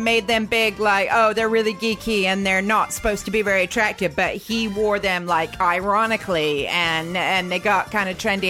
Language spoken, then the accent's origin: English; United States; moved away as an adult; now in United Kingdom; as an American, I've got a bad feeling about British dentists.